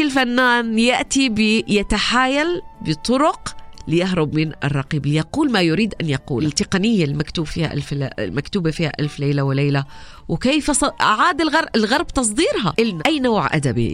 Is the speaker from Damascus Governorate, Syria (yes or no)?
no; Raqqa, Raqqa Governorate, Syria; moved away as an adult; also born or lived in Aleppo, Syria; now in Amman, Jordan